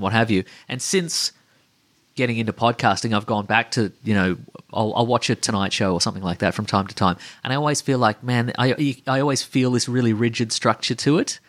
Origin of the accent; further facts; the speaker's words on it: Australia; we're from Australia